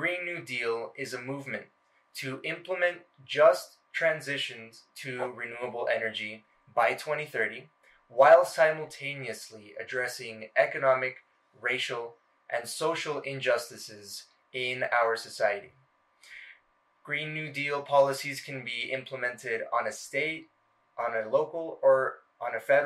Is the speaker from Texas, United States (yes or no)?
yes; El Paso, Texas, United States; I was born and raised here in El Paso.